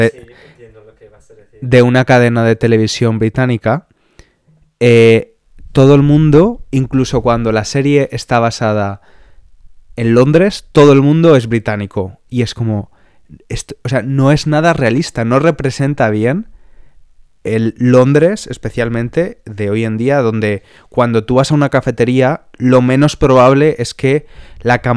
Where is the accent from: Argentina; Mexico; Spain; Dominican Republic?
Spain; moved away as an adult; now in United Kingdom; Soy, pues, español.